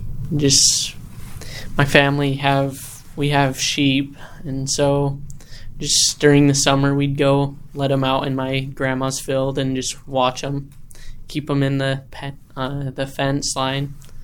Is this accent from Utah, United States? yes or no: yes; Spring City, Utah, United States; I'm from Spring City, Utah